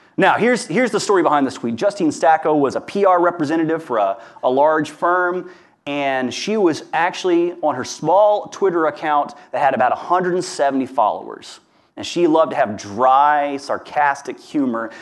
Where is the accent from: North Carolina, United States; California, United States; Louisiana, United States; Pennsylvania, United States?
Louisiana, United States; Hammond; where I grew up in Hammond, Louisiana